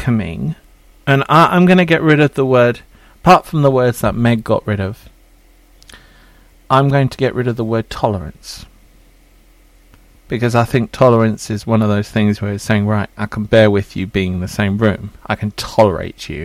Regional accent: England, United Kingdom; I'm quite English.

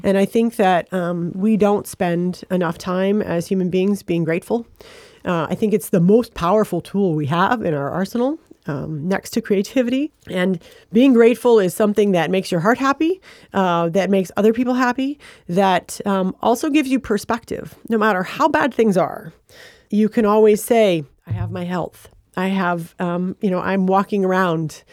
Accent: Flint, Michigan, United States; also born or lived in Ann Arbor; I was born in Flint, and, uh, which is just about forty-five minutes from Ann Arbor

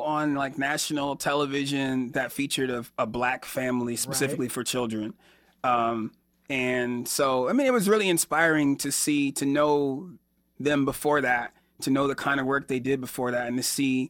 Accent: Johnson City, New York, United States; born there; also born or lived in Alabama / Georgia / Florida; now in Chicago, United States; I was born in Johnson City, New York, which is right outside of Binghamton. And I lived most of my life in the South. So I've lived in Alabama and Georgia. I lived in Florida for about 13 years before I moved to Chicago a few years ago.

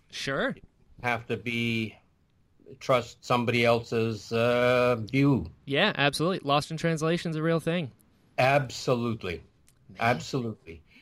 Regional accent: Honolulu, Hawaii, United States; moved away; Originally Hawaii. Really? What part? Uh, Honolulu.

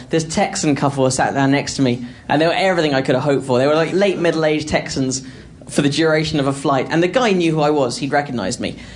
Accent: England, United Kingdom; accent: English

